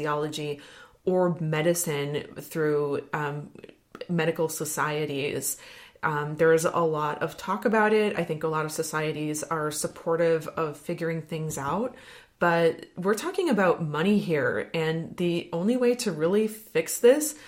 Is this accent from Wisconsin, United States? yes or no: yes; Wisconsin, United States; I'm from Wisconsin